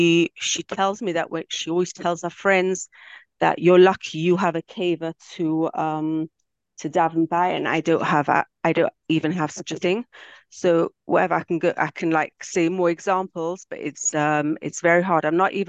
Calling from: Israel; I'm calling from Eretz Yisrael.

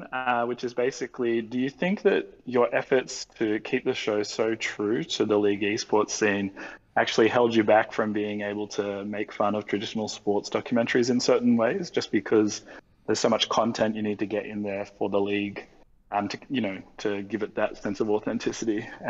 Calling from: Australia; In Australia.

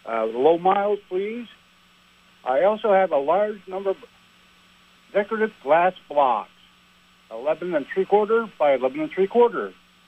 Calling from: Champlain, New York, United States; I'm calling from Champlain, New York.

